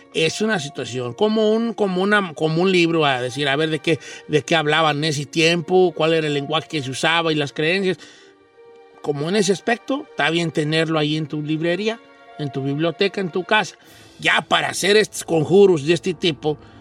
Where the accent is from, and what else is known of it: Mexico; born or raised there